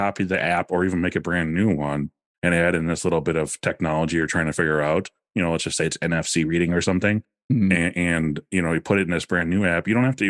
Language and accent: English; Wisconsin, United States; I'm like, you know, we're living in Wisconsin. They're like, oh yeah, so am I. And I'm like, oh, well, I'm from Okano.